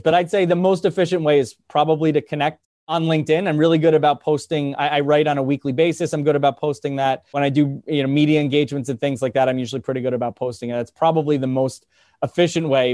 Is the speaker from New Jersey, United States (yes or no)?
yes; New Jersey, United States; I'm, I'm from New Jersey. I live in New, in, technically in New Jersey.